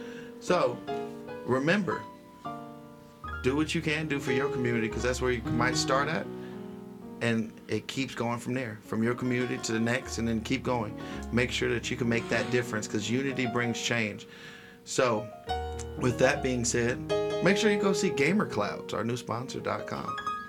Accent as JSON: {"language": "English", "country": "United States", "said": "We're the only ones that be like, well, I'm black American. I'm white American. No, we're all American."}